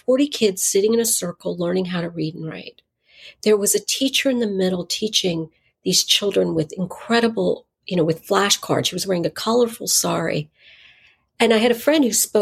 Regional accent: Eastern North Carolina, United States; I grew up in Eastern North Carolina

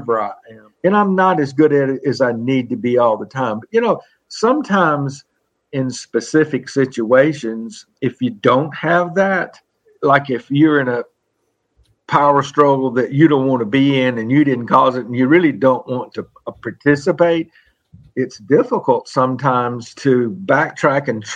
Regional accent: the South, United States; I'm from the South

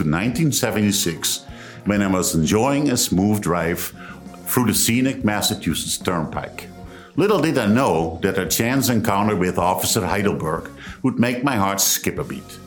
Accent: Netherlands; moved away as an adult; I am a new guest student in America, and I'm from Holland

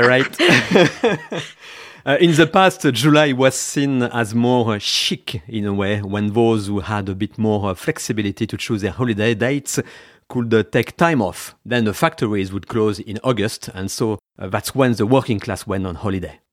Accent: France; now in United Kingdom; I am one of those, uh, French expats in the U K.

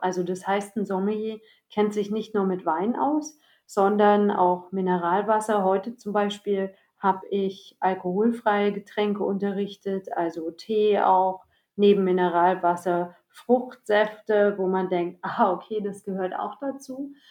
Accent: East Germany, Germany; moved away; ich bin ja in der Ex-DDR geboren

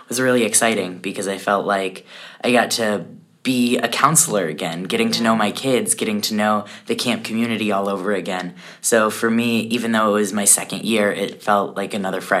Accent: Colorado, United States; I am from Colorado.

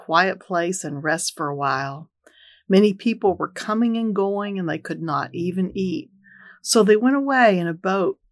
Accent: Texas, United States; moved away; When you grow up in Texas

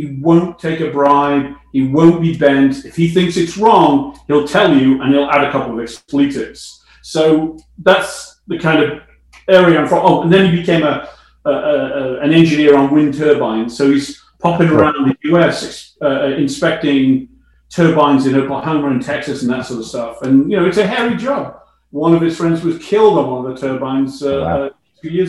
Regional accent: Chester, North West England, United Kingdom; moved away as an adult; also born or lived in London; now in Canada; I went to a high school in my hometown of Chester

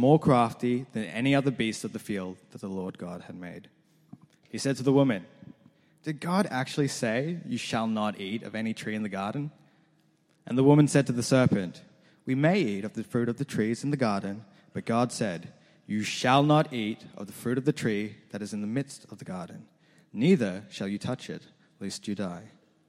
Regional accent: Australia; also born or lived in New Zealand; I was born not in Australia, but in New Zealand. I genuinely was born in New Zealand. When I was younger, my family, we fell in some hard times and we had to move to Australia, roughly when I was about 6 or 7.

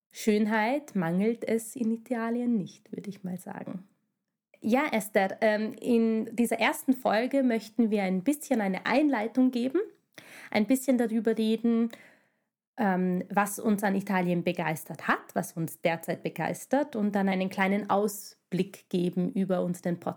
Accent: Hungary; German is a second language; now in Vienna, Austria; wieso wir Wahlwienerinnen sind. Wir stammen ursprünglich aus Ungarn, hört man vielleicht

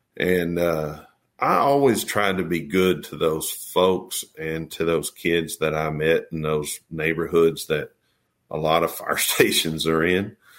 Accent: Texas, United States; I'm from Texas

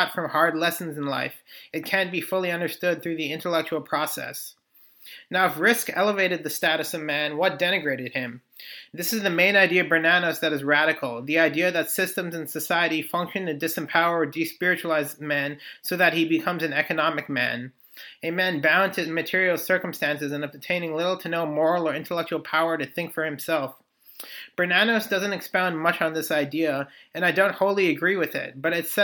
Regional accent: United States; my place in history as an American

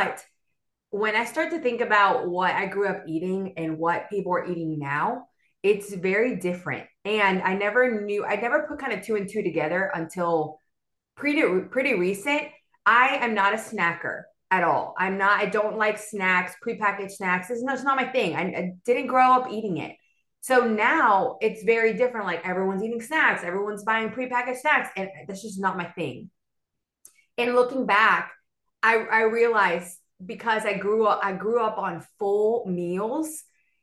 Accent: Miami, Florida, United States; moved away as an adult; also born or lived in Venezuela; now in Birmingham, United States; I was born and raised in Miami

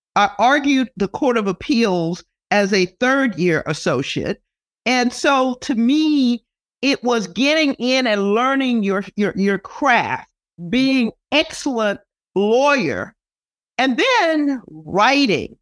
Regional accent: Texas, United States; now in California, United States; I grew up in Texas

